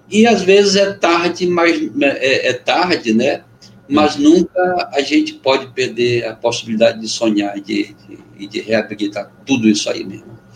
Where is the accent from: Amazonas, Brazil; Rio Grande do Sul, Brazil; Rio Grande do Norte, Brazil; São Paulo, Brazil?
Amazonas, Brazil; Benjamin Constant; Amazonense do interior e uhum. sou de Benjamin Constant, né? então lá na fronteira onde o rio Amazonas começa a ser brasileiro.